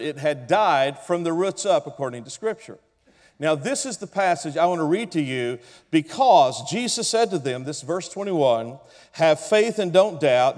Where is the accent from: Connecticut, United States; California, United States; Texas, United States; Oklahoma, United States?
Oklahoma, United States; I come from Oklahoma. I'm an original redneck from Oklahoma